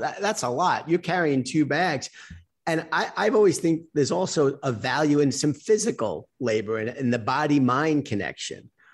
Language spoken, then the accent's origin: English; New York City, New York, United States; I was on mass transit going from where I grew up in Queens into Manhattan